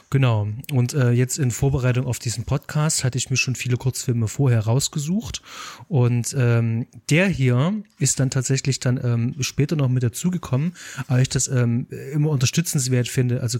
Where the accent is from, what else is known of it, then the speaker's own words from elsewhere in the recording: Leipzig, Saxony, Germany; Ich bin als Leipziger auf den Film gestoßen, weil Tom Straller ein Leipziger Filmemacher mhm. ist und da kommt man tatsächlich nicht drum rum.